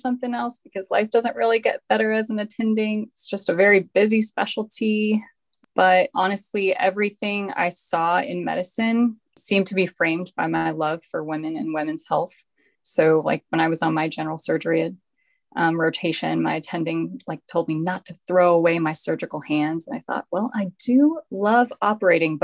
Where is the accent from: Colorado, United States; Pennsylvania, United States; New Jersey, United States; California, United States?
Colorado, United States; Colorado Springs; moved away as an adult; also born or lived in Bethesda, Maryland; now in Tokyo, Japan; I'm from Colorado Springs originally, where I attended undergraduate